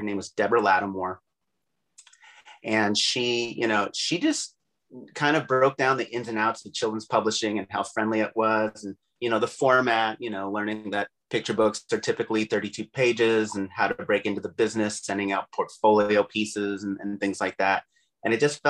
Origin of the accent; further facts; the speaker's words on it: Camarillo, California, United States; also born or lived in Brooklyn, New York; I was born in Brooklyn, New York in 1975. Parents moved here when I was about 3 years old. I've lived in the Southern California area ever since I was three.